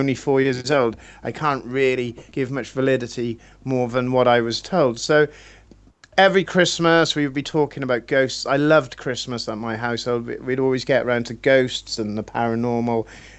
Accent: Wales, United Kingdom; I'm Welsh.

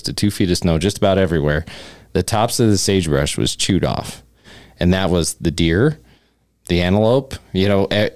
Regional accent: Cheyenne, Wyoming, United States; I grew up in Cheyenne

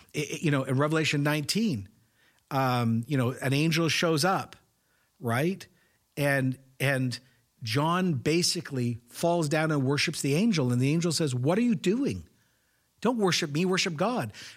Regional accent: Canada; as a Canadian

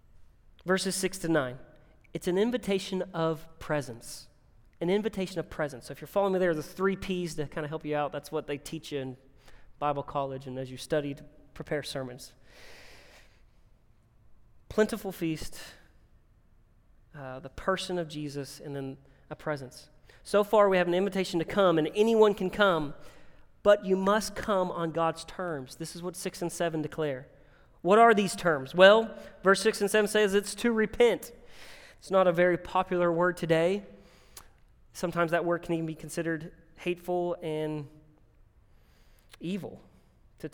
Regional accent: Winston-Salem, North Carolina, United States; moved away; I'm from Winston-Salem, North Carolina

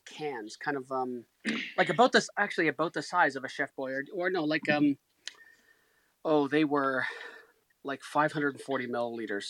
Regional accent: just outside Toronto, Ontario, Canada; just outside Toronto

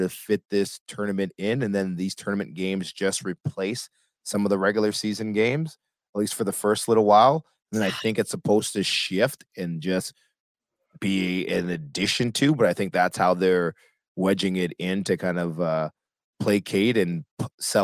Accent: Canada; accent: Canadian; make it from my Canadian accent

